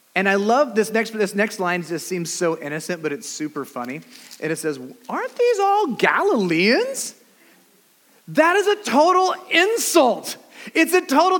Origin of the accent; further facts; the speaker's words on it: California, United States; also born or lived in Antelope Valley; We're from California